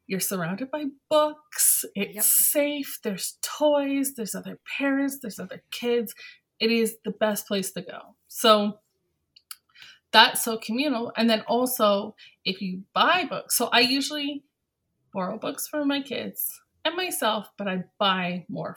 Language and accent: English; London, Ontario, Canada; I'm from London, Ontario